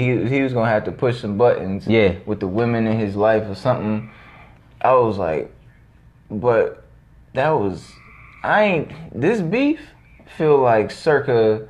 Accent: Cleveland, Ohio, United States; I'm from Cleveland.

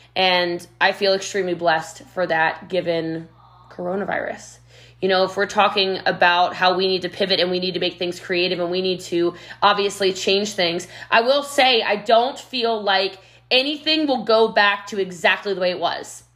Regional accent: Frederick County, Maryland, United States; moved away as an adult; also born or lived in Rockville, Maryland; now in Frisco, Texas, United States; I'm from Maryland originally, Frederick County, Maryland

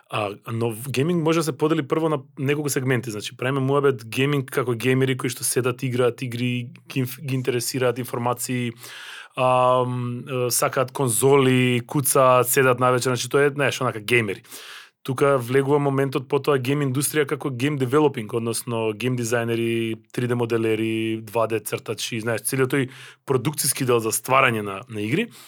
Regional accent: North Macedonia

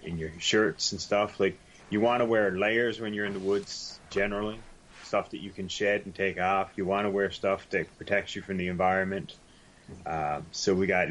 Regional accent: Newfoundland and Labrador, Canada; accent: Newfoundlandese; I got Newfoundlandese figured right out

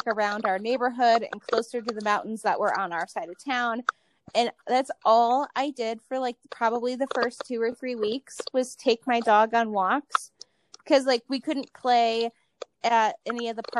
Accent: Cleveland, Ohio, United States; moved away; Yeah, I'm originally from Cleveland. So though I live out here and I love the desert

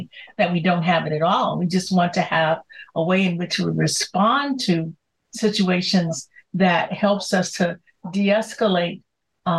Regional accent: Chicago, Illinois, United States; I grew up in Chicago's, you know, South Side.

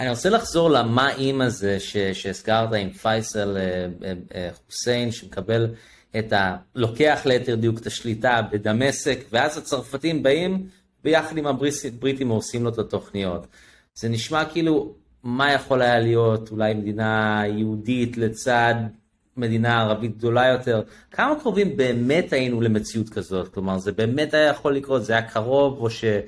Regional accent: England, United Kingdom; now in Israel; החבר'ה שלנו זה האנגלים. אוקיי? כי גדלתי שם

